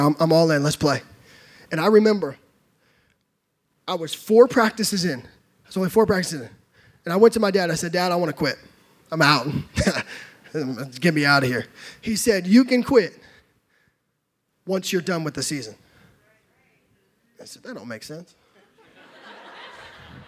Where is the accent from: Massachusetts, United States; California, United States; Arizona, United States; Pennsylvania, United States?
California, United States; now in Texas, United States; I grew up in California